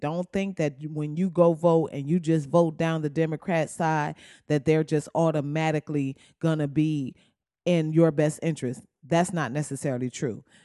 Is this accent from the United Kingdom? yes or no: no; Flint, Michigan, United States; I'm from Flint, Michigan